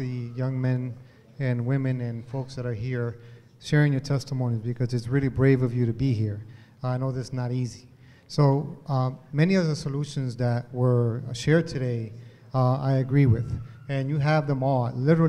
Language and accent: English; Hartford, Connecticut, United States; I come from Hartford, born and raised here.